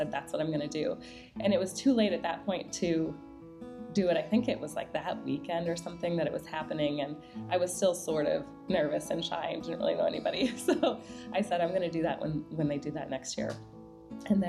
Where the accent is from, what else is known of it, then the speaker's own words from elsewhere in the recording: Minnesota, United States; now in Dallas, United States; I grew up in Minnesota.